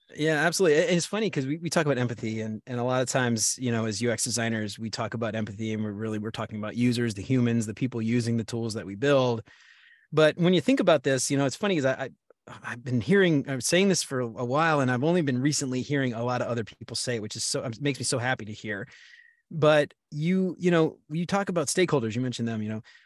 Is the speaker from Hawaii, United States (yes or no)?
no; New Orleans, Louisiana, United States; also born or lived in Baton Rouge, Louisiana; I'm from New Orleans originally